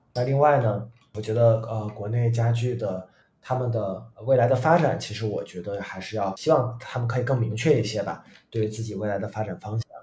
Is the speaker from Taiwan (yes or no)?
no; China; 不是说我们中国人就一定要做纯东方的一个东西